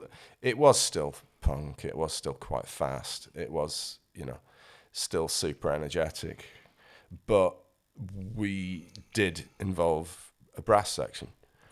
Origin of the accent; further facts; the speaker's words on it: Yorkshire and the Humber, United Kingdom; It's South Yorkshire. So the Yorkshire is these days split into several parts, but the bit I'm from is the south part.